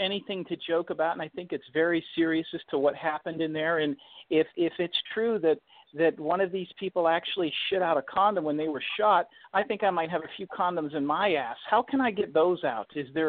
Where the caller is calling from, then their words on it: Lutz, Florida, United States; I'm calling from Lutz, Florida.